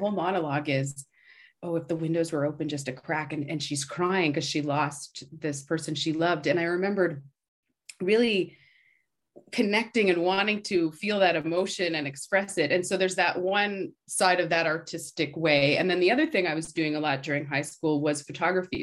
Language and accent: English; Canada; moved away as an adult; also born or lived in Toronto; now in New York, United States; being a Canadian